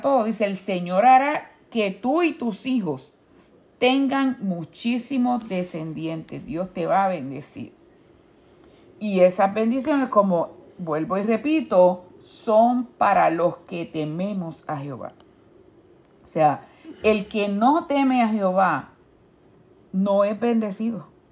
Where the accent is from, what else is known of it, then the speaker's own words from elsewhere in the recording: Puerto Rico; en mi pueblo allá en Puerto Rico